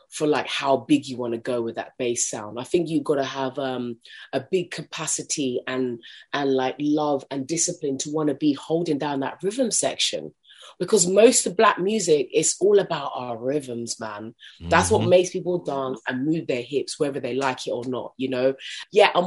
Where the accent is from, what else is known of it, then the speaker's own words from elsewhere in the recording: London, United Kingdom; I grew up in South London